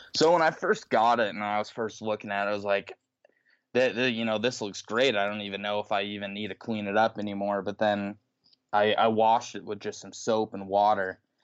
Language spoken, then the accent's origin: English; Utah, United States; I'm from Utah